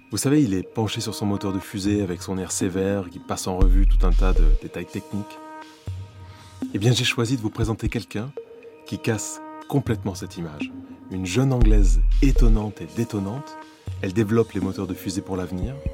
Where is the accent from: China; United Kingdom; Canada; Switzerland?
United Kingdom; England; French is a second language; moved away as an adult; also born or lived in Kourou, French Guiana; now in Paris, France; Oui, je suis britannique.